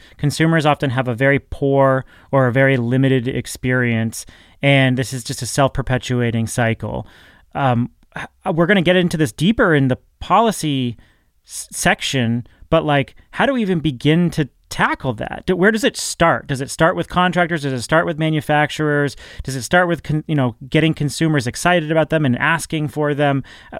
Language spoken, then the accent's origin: English; New England, United States; I'm from New England, so we use the word wicked all the time.